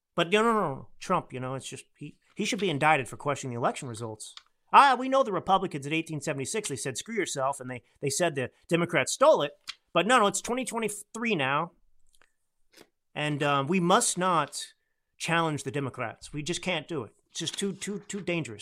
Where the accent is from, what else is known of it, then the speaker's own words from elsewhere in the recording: Texas, United States; I grew up in Texas